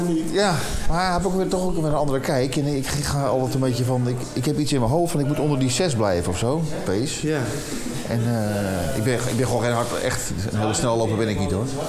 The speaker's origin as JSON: {"language": "Dutch", "town": "Alkmaar", "region": "North Holland", "country": "Netherlands", "tie": "born or raised there", "said": "Ik ben in eh, de binnenstad van Alkmaar. Ja, mijn geboorteplaats"}